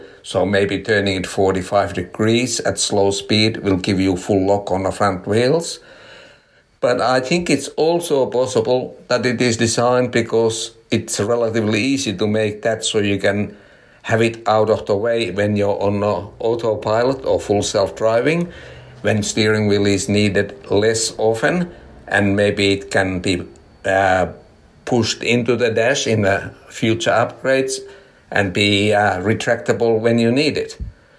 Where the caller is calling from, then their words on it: Australia; from Australia.